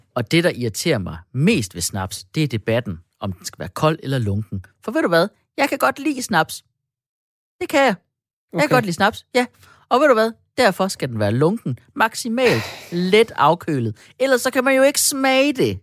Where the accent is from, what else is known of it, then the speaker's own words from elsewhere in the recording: Denmark; vi danskere